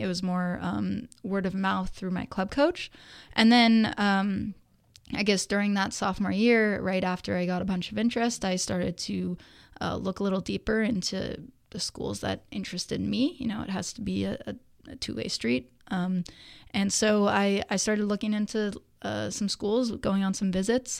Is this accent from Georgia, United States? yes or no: no; Danville, California, United States; I grew up in Danville of the East Bay. Um, was there my entire childhood up until high school